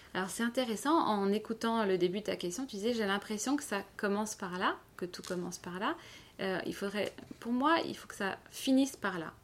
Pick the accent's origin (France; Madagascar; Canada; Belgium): France; Paris, Île-de-France; moved away as an adult; now in Lausanne, Switzerland; je suis originaire de Paris euh, et je suis arrivée dans la région il y a 4 ans.